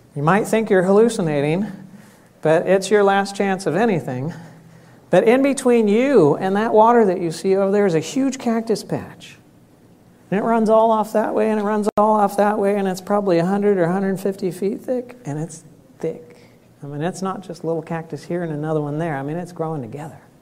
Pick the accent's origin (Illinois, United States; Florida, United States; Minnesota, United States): Florida, United States; I grew up in Florida.